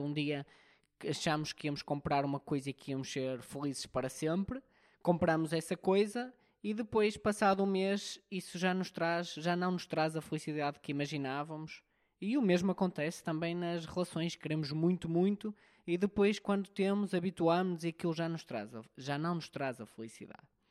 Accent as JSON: {"language": "Portuguese", "country": "Portugal", "said": "um bom português"}